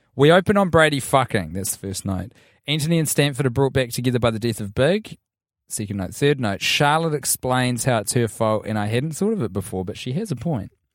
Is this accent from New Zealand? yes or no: yes; New Zealand; And as a New Zealander